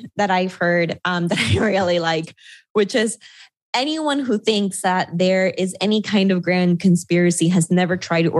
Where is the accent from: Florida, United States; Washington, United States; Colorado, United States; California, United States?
Florida, United States; South; I'm an American immigrant. My family moved to South Florida when I was 9 years old, and I grew up in and around the community of Latin American immigrants that live in that area